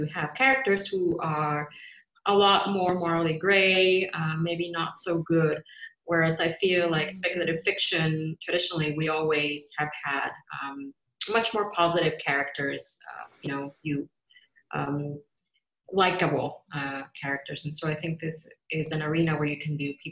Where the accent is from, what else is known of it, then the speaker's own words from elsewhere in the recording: Baja California, Mexico; moved away as an adult; now in Canada; I grew up in Mexico and I moved as a grown woman. I immigrated to Canada and I've been living here for quite a while.